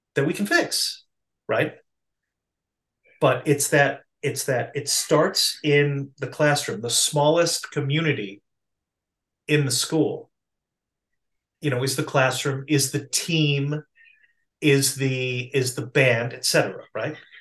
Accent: Massachusetts, United States; I'm from Massachusetts, okay? I grew up in a context where public education was mandated

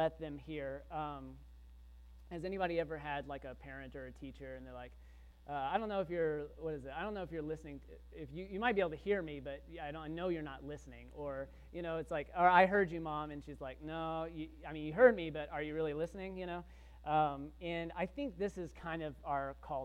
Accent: Texas, United States; I grew up in Texas, but I didn't grow up in a farm.

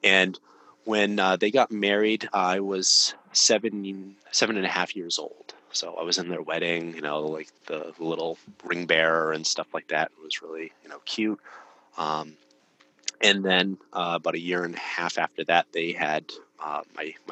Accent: Massachusetts, United States; now in Maine, United States; I grew up in Massachusetts with a single mom

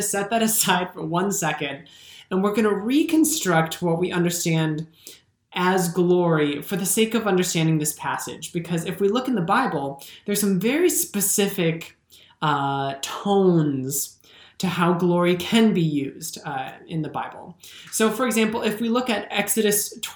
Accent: Minnesota, United States; I'm a Minnesotan

